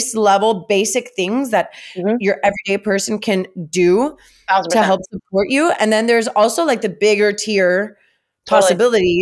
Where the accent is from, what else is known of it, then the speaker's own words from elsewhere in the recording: Miami, Florida, United States; I grew up in Kendall